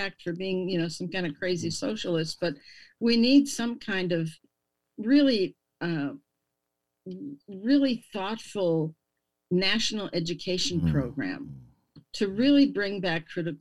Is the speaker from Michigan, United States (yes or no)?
no; Milwaukee, Wisconsin, United States; I grew up in Milwaukee